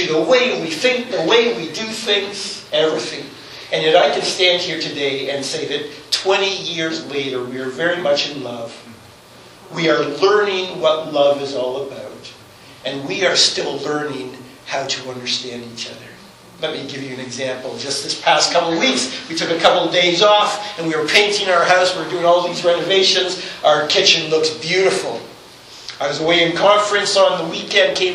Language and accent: English; Toronto, Ontario, Canada; Grew up in Toronto